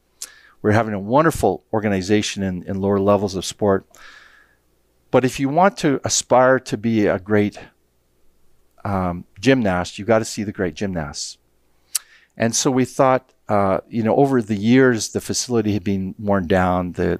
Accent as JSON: {"language": "English", "country": "Canada", "said": "you know, I like Americans, but I'm not American. I'm Canadian."}